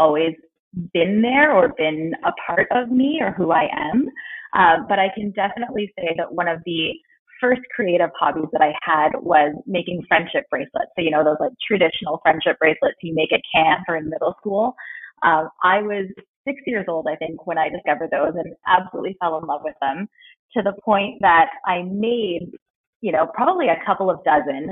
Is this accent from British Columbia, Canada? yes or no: yes; Vancouver, British Columbia, Canada; I was born here in Vancouver and kind of raised in the Lower Mainland, so I've spent most of my life here.